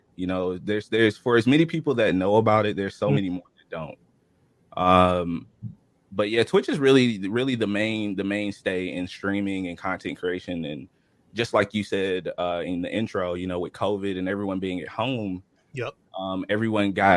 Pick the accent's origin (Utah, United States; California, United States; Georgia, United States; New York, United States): Georgia, United States; I'm from Georgia, born and raised